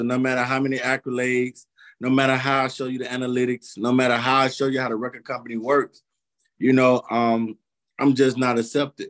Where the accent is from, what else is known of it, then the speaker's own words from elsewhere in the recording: Columbus, Georgia, United States; moved away as an adult; also born or lived in Phenix City, Alabama; now in San Antonio, United States; I'm Columbus, Georgia, Phoenix City, Alabama bred